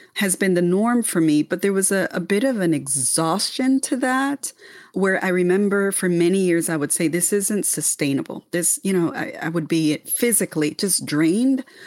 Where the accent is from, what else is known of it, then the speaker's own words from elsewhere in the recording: Panama; moved away; born and raised in the Republic of Panama